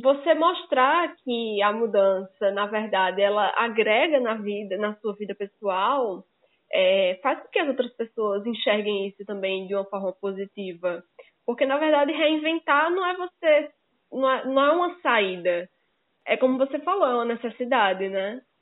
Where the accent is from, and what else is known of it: Paraíba, Brazil